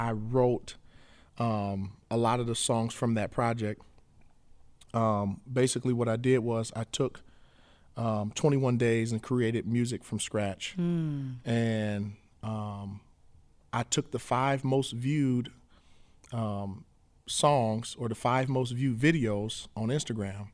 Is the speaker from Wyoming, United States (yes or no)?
no; Flint, Michigan, United States; Born and raised in Flint, Michigan